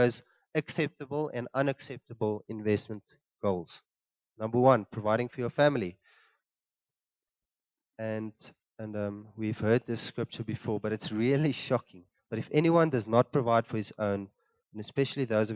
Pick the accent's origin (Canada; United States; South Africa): South Africa; Cape Town, Western Cape; now in Gauteng, South Africa; we're originally from Cape Town